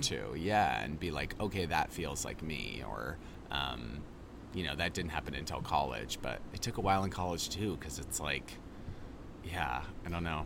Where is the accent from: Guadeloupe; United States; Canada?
United States; Boise, Idaho; moved away; I grew up in Boise.